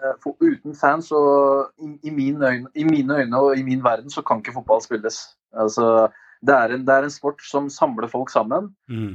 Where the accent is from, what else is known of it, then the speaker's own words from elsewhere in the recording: Oslo, Norway; Jeg er oppvokst på Ammerud i Groruddalen